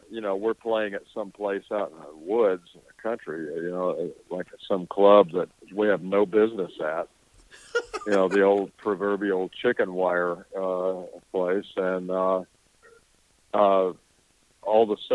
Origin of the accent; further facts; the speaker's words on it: Tornado Alley, United States; JD and I grew up in Tornado Alley